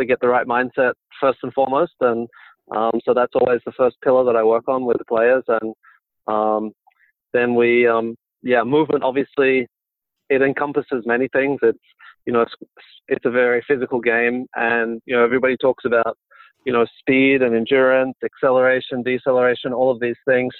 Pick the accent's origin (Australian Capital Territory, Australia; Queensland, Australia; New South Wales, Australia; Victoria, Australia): Queensland, Australia; Brisbane; I was born in Brisbane in Australia